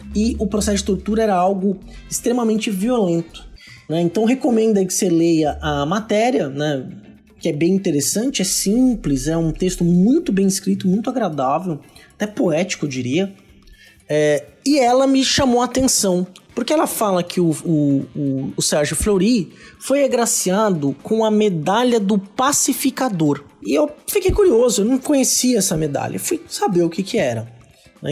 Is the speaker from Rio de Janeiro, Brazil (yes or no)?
no; Santos, São Paulo, Brazil; na minha região, eu sou de Santos, da Baixada Santista.